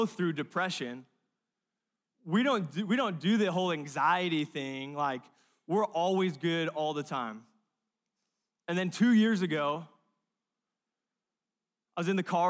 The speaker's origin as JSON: {"language": "English", "region": "California", "country": "United States", "moved": "yes", "said": "I'm from California, Pacific Ocean"}